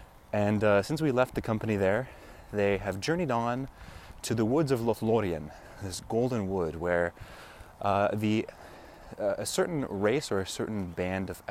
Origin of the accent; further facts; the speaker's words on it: Oregon, United States; I'm not totally forgetful of the ways of my home country here in Oregon